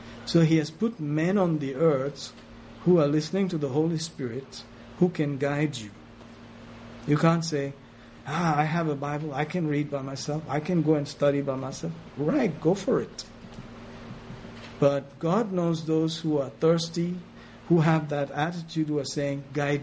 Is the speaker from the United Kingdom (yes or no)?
no; Ethiopia; I was born in Ethiopia